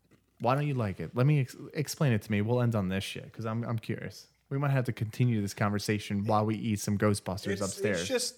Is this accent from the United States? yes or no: yes; Erie, Indiana, United States; I grew up in Erie, Indiana.